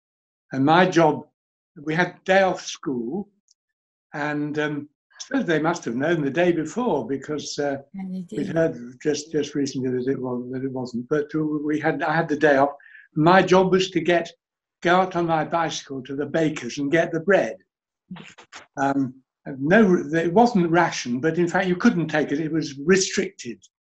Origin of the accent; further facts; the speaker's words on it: Woodford Green, London, United Kingdom; I was brought up in on the London-Essex border, Woodford Green.